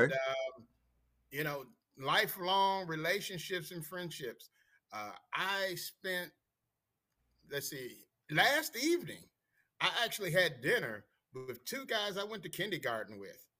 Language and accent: English; Washington, District of Columbia, United States; born and raised in D.C.